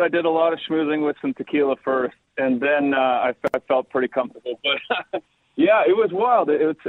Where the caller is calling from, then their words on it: Barrie, Ontario, Canada; I'm just north of Barrie.